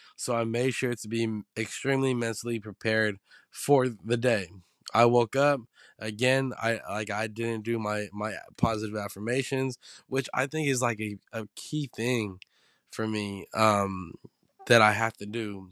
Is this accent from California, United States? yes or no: yes; San Francisco, California, United States; me growing up in the Baby Hunters point